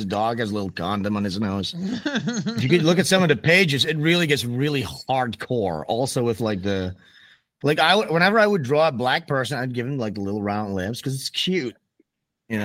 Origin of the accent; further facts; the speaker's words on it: Amsterdam, North Holland, Netherlands; I'm from Amsterdam